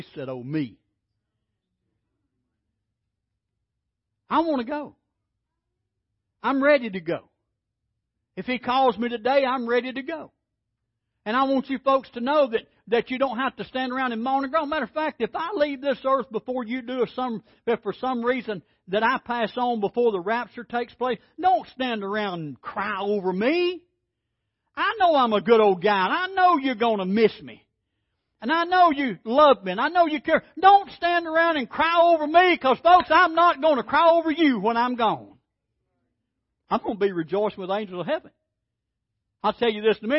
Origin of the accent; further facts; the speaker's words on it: Alabama, United States; I'm from Alabama